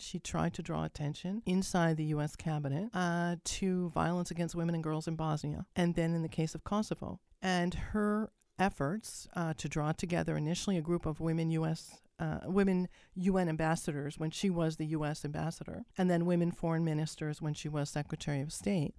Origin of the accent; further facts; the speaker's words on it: Canada; as a Canadian am I living north of the U S